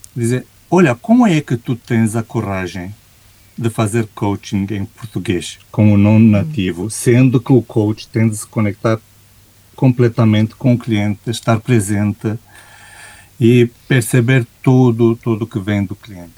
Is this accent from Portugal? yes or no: no; Romania; Portuguese is a second language; como romeno